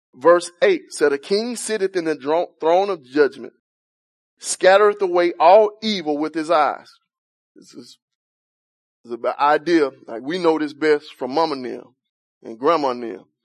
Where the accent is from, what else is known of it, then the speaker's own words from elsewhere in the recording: Alabama, United States; I'm from Alabama, man. Grew up with no central heat